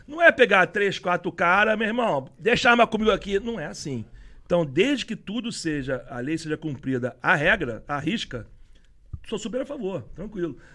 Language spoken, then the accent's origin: Portuguese; Rio de Janeiro, Brazil; A gente é cascudo do Rio de Janeiro